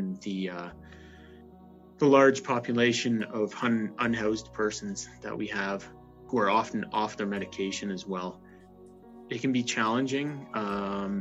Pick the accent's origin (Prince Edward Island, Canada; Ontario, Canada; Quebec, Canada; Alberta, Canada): Ontario, Canada; now in Calgary, Canada; I'm originally from Ontario